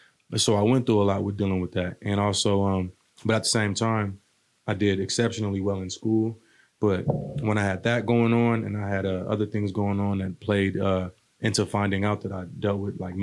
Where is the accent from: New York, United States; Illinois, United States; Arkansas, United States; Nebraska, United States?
Nebraska, United States; Omaha; also born or lived in Newport, United States / Maryland, United States / Pennsylvania, United States / Virginia, United States; I was born in Newport, Rhode Island. We moved around a lot. Had a lot of family here. So after being in like Maryland, after Rhode Island for a little while, Pennsylvania and Virginia, I believe, a couple other places, we came to Omaha.